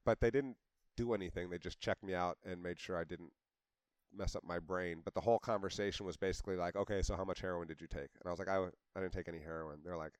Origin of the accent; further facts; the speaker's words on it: Cincinnati, Ohio, United States; I was born at Christ Hospital.